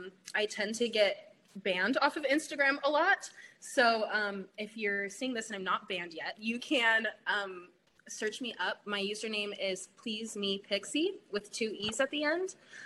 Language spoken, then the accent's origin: English; Portland, United States; I'm from Portland and I grew up here